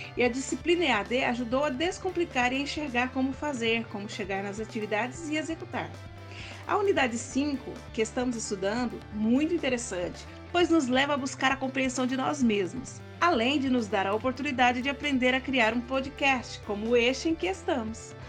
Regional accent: Goiás, Brazil; sou goiana

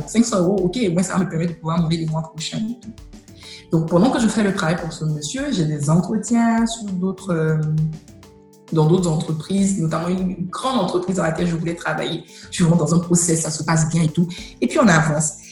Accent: Côte d’Ivoire; also born or lived in United States; chez nous en Côte d'Ivoire

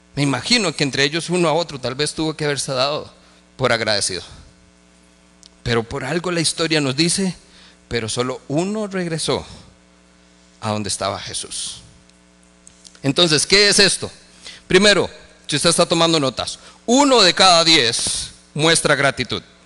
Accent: Costa Rica; como ticos

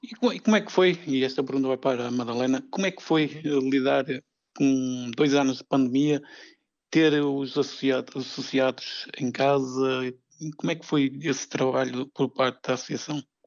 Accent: Vila Nova de Famalicão, Norte, Portugal; eu que sou aqui do Norte, sou de, aqui de Vila Nova de Famalicão

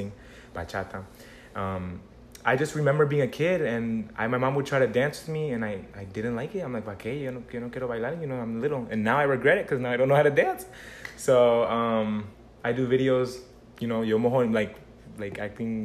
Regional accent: Margate, Florida, United States; I was born here in Florida. Margate, Broward.

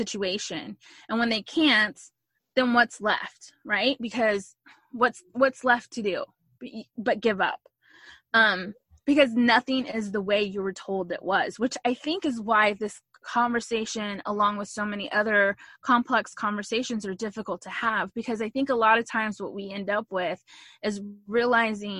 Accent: Texas, United States; I'm a Texan through and through. I love being from Texas

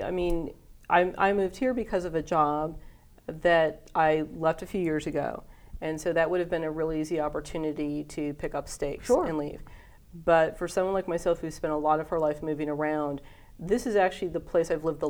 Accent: Atlanta, Georgia, United States; also born or lived in Hawaii; Hawaii and spent most of my childhood in the southeastern United States. I consider Atlanta to be my hometown because we moved there when I was young, and that's where I've been through school and grew up.

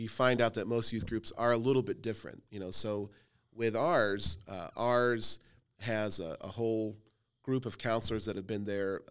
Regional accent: Cleveland, Ohio, United States; My family's from Jordan and Lebanon. I was born in Cleveland, Ohio.

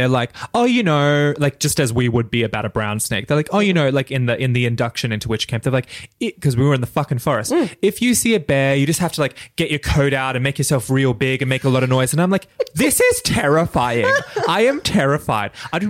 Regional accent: Australia; I'm an Australian

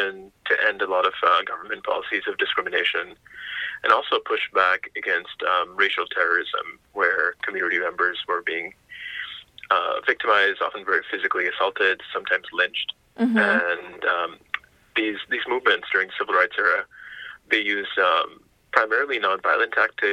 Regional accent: United States; I grew up in the U.S. and my parents immigrated from India

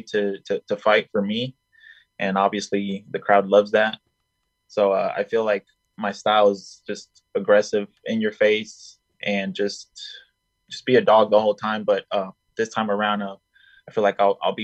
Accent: Colombia; now in United States; I was born in Colombia at first

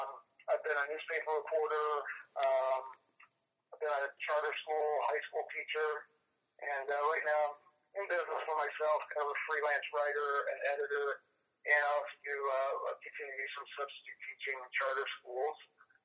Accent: Fairborn, Ohio, United States; I grew up in Fairborn, which is just outside of Dayton. If your listeners are familiar with Wright State University and Wright-Patterson Air Force Base, east side of Dayton. I grew up there.

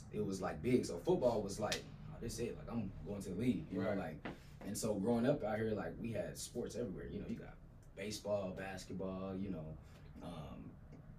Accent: Abilene, Texas, United States; Growing up in Abilene

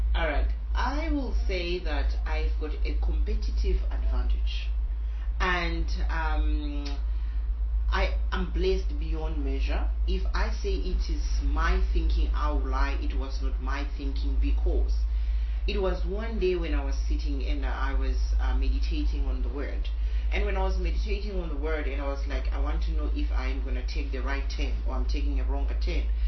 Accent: South Africa; I was born in South Africa, married to a Nigerian

